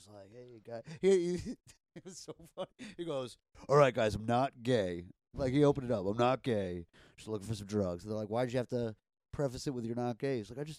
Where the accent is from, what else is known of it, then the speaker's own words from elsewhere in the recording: New York, United States; I grew up in New York